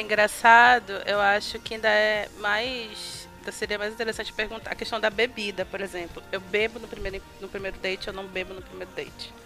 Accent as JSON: {"language": "Portuguese", "region": "Pará", "country": "Brazil", "said": "como boa paraense, eu me afogo no açaí"}